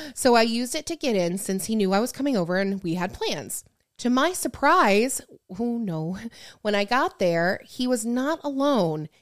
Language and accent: English; Michigan, United States; moved away; growing up in Michigan